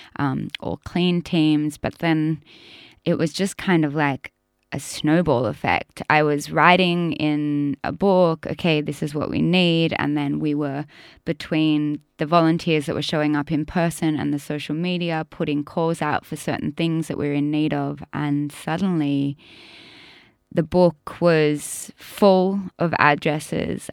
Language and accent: English; Australia; growing up in Indigenous communities most of my life